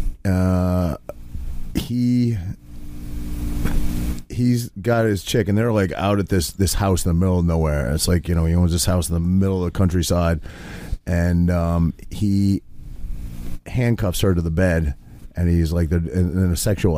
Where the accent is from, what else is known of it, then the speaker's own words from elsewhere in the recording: Maine, United States; I grew up in Maine